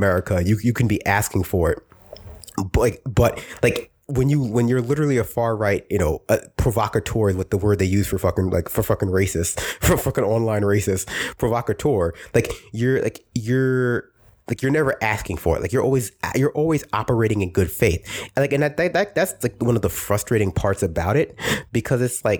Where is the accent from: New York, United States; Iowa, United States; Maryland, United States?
New York, United States; New York City; I was raised in Brooklyn